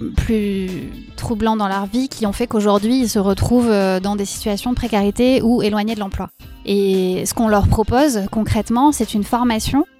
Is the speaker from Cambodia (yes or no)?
no; Bordeaux, Nouvelle-Aquitaine, France; en tant que Bordelaise